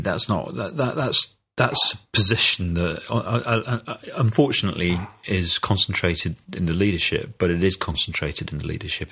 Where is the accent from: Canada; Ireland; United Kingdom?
United Kingdom; speaking as a Brit